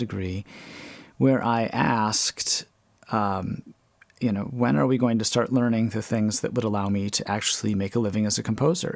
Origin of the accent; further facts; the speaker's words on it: Wales, Wisconsin, United States; I grew up in Wales, Wisconsin